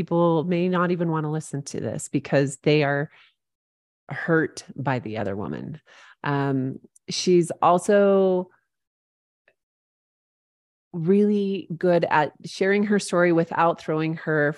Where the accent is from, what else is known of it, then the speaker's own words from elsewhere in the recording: St. George, Utah, United States; St. George, which is my hometown